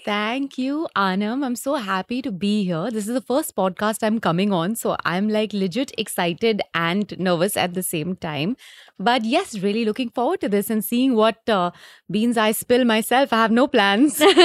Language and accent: English; Delhi, India; also born or lived in Leeds, United Kingdom; I'm come from Delhi, so I got a job in Delhi